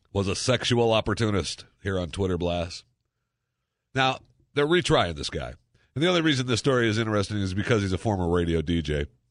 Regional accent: Dallas, Texas, United States; the Dallas Cowboys, my hometown

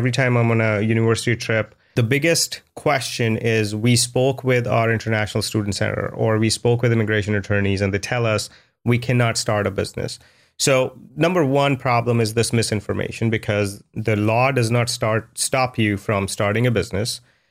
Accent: India; the biggest cultural difference was growing up in India was you're always competing.

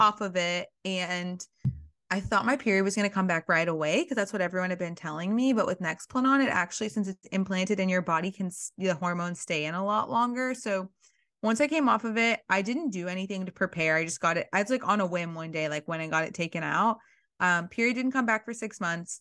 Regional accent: Alabama, United States; I grew up in Alabama

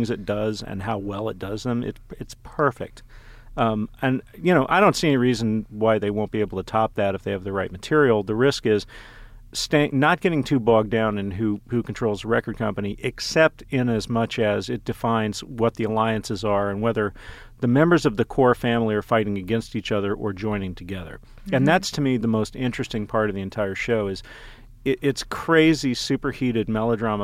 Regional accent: Dallas, Texas, United States; my hometown of Dallas

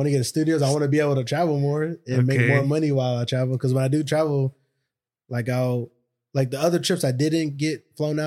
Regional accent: United States; accent: American; they hear my American accent.

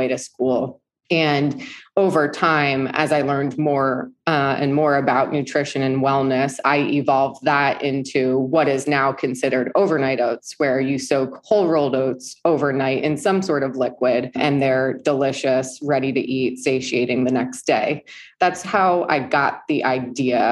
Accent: East Coast, United States; moved away as an adult; also born or lived in New York City, United States; now in Southern California, United States; I grew up on the East Coast

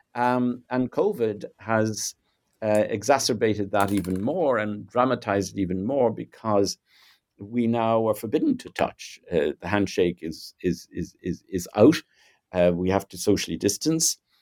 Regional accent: Ireland; I'm Irish, uh, born in Southern Ireland in, uh, the nineteen fifties. Um, grew up in a pretty conservative, you know, sort of Catholic, uh, nationalist culture

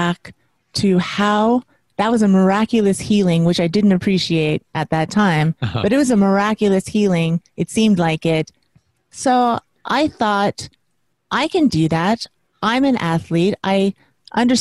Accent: Las Vegas, Nevada, United States; moved away as an adult; also born or lived in New York City; I grew up in Las Vegas. I was born in Las Vegas, Nevada, and I was raised there.

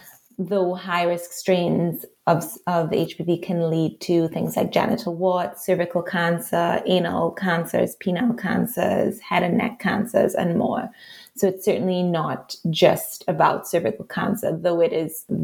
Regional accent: Trinidad & Tobago; accent: Trinidadian; moved away as an adult; also born or lived in Montreal, Canada; as a teenager, actually growing up in Trinidad

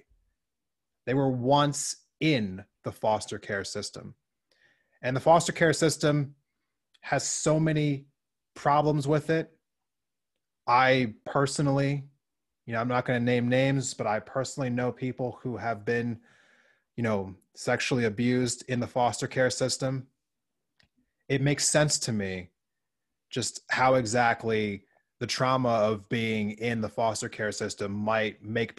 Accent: Montana, United States; my home state of Montana

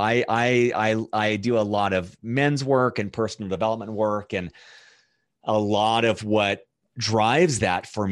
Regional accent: Fullerton, California, United States; moved away as an adult; also born or lived in East Coast; now in Denver, United States; I was born in Southern California in a city called Fullerton. I had an older brother and two parents. And I don't really know what to say about the upbringing. I lived there until I was 18

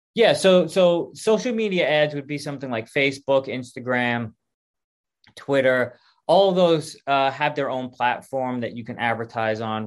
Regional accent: New York, United States; moved away; I'm originally from New York

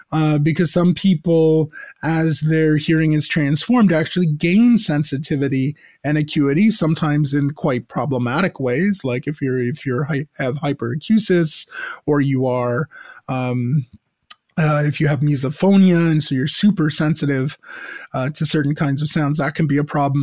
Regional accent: United States; now in Montreal, Canada; growing up in the American suburbs, as I did

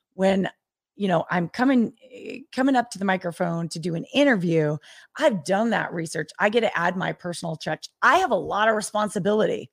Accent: the Northwest, Pacific Northwest, United States; now in Las Vegas, United States; I grew up in the Northwest

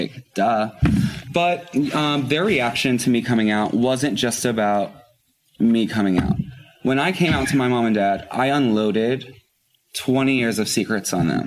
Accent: Floyds Knobs, Indiana, United States; also born or lived in Louisville, Kentucky; now in New York City, United States; then we moved right across the river to Floyd's Knobs, Indiana

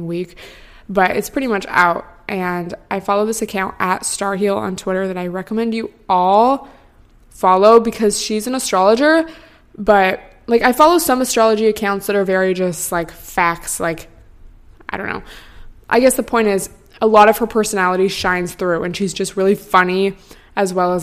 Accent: near Seattle, Washington, United States; now in Los Angeles, United States; I grew up near Seattle where it rains all the time

